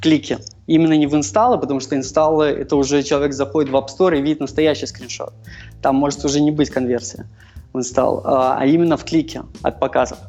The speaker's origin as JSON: {"language": "Russian", "region": "Minsk", "country": "Belarus", "said": "Я сам из Минска"}